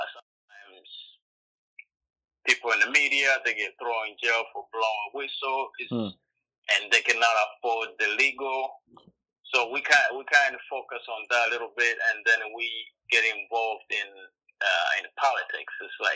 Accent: Tanzania; also born or lived in Iowa; now in Cedar Rapids, United States; I live in Iowa, and I'm originally from Tanzania.

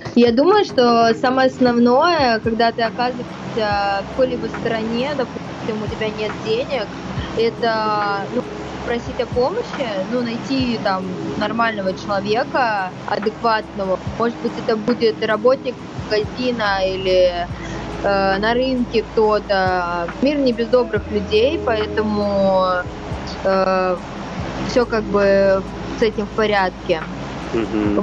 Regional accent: Moscow, Russia; also born or lived in Caucasus; я из Москвы

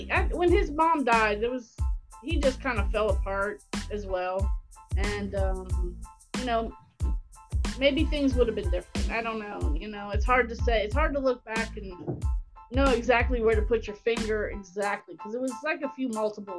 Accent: Cincinnati, Ohio, United States; I mean, we're Cincinnati kids.

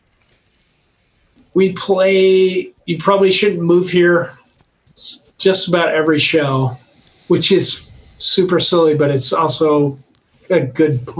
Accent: Colorado, United States; You say guys because we're from Colorado and you can always refer to all people as guys.

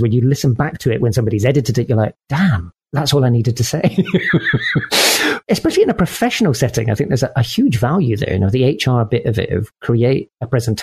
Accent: Scotland, United Kingdom; As a Scotsman

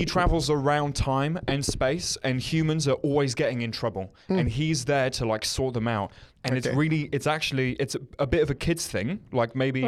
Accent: United Kingdom; moved away; I'm British

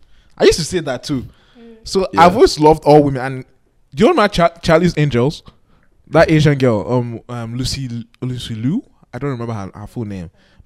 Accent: Nigeria; as Nigerian men, we love our women

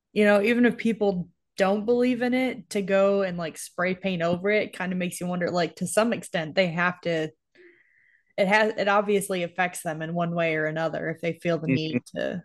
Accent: New York, United States; moved away; So where I grew up in New York, there were a lot of Amish that lived in that area.

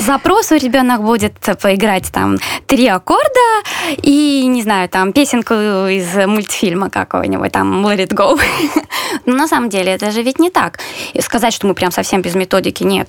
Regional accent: Belarus; moved away as an adult; now in Warsaw, Poland; как любой белорус

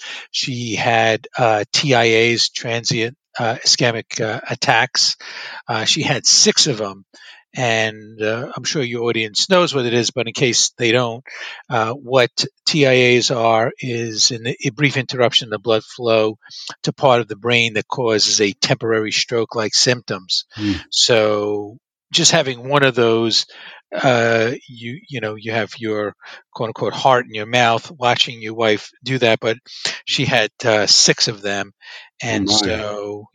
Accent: Brooklyn, New York, United States; also born or lived in Long Island; I was born in Brooklyn and raised in Brooklyn, and then eventually my parents made their way to Long Island.

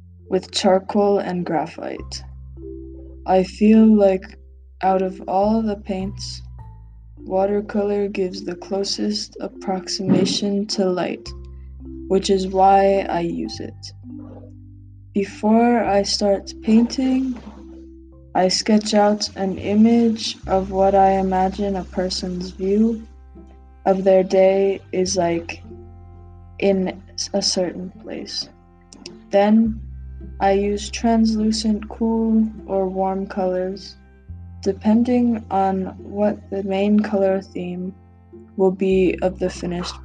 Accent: Pennsylvania, United States; I grew up in Pennsylvania

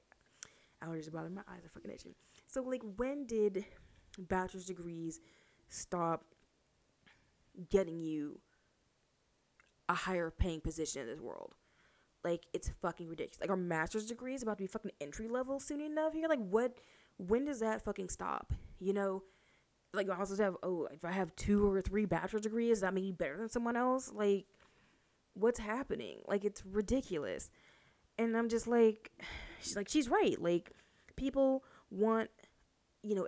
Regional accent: Houston, Texas, United States; I'm from Houston

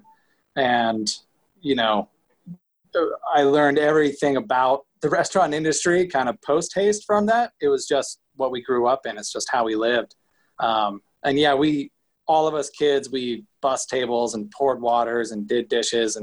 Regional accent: Crested Butte, Colorado, United States; also born or lived in Gunnison Valley, Colorado / Denver, Colorado; I was born in Crested Butte, Colorado. Lovely little ski town

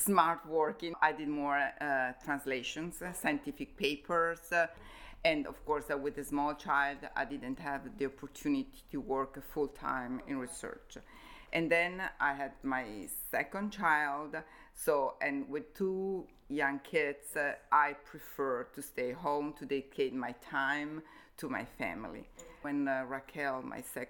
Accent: Como, Lombardy, Italy; moved away as an adult; also born or lived in Innsbruck, Austria; we moved to Como, my hometown

